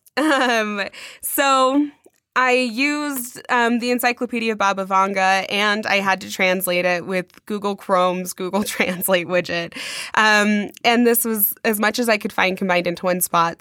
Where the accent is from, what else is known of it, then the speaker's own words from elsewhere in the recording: United States; we are American